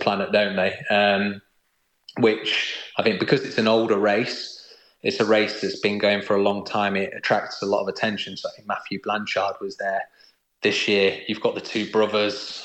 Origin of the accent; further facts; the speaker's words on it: United Kingdom; being a Brit